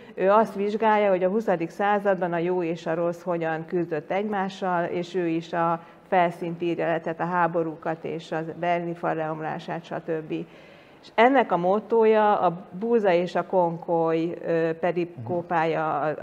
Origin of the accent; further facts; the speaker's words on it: Hungary; én meg magyar vagyok, itt születtem, itt nőttem fel